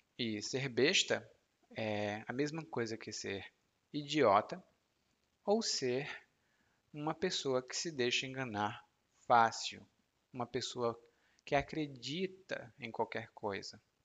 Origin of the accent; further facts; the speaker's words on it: Brazil; moved away; also born or lived in Salvador, Brazil; como brasileiro